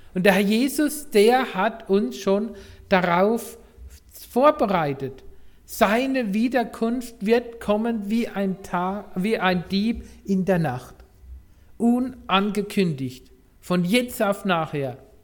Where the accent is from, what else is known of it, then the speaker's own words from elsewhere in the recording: Rhineland-Palatinate, Germany; moved away; Ich komme ja aus der Pfalz